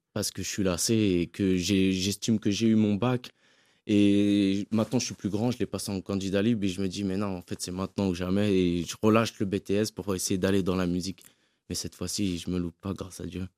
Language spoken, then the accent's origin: French; French Guiana; je suis guyanais